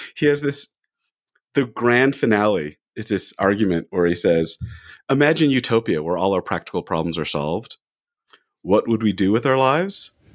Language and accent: English; California, United States; moved away as an adult; also born or lived in Orem, Utah; now in Salt Lake City, United States; I'm from California